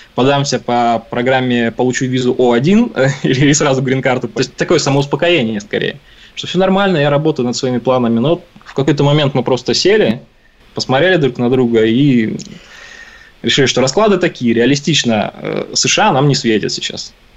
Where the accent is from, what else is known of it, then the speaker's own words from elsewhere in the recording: Omsk, Omsk Oblast, Russia; moved away as an adult; now in Canada; я родился и вырос в Омске